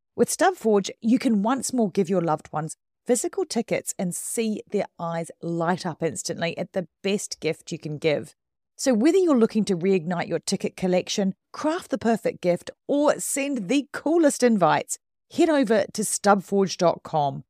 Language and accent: English; New Zealand; now in United Kingdom